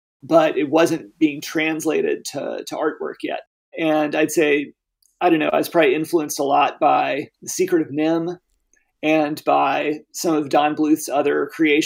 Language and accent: English; Arkansas, United States; Arkansas is my home state. It's where my family moved back after my dad retired from the Air Force